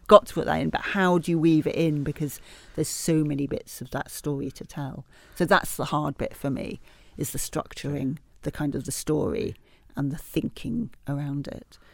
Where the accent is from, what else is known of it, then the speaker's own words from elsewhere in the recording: Leeds, Yorkshire and the Humber, United Kingdom; I grew up in Leeds in Yorkshire